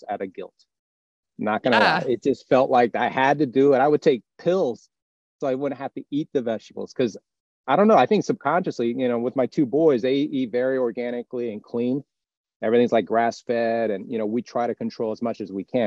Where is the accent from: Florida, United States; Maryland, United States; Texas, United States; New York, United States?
Florida, United States; we're from Florida, so it's our home base.